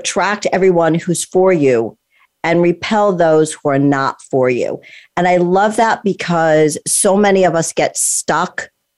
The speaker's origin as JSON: {"language": "English", "region": "Connecticut", "country": "United States", "tie": "born or raised there", "said": "I grew up in Connecticut. And so it's the same thing, you know, kind of small town. It's not LA. It's not Miami. It's not New York. I mean, I'm really close to New York."}